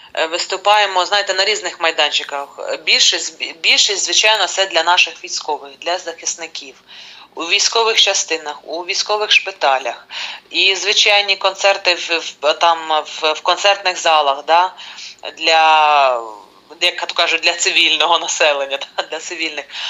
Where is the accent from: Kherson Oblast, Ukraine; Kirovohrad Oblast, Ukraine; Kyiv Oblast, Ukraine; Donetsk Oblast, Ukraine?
Kirovohrad Oblast, Ukraine; моєї рідної Кіровоградщини